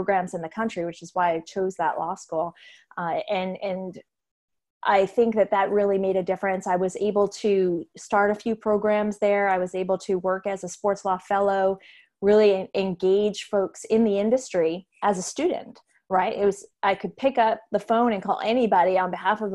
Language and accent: English; Massachusetts, United States; moved away as an adult; also born or lived in New York; moved back to Massachusetts, where I'm from